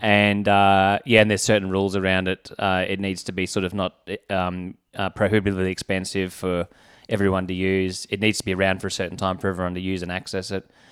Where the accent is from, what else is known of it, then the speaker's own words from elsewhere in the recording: Canberra, Australian Capital Territory, Australia; also born or lived in Brisbane; I was born in Brisbane, uh, but then I moved to Canberra when I was two.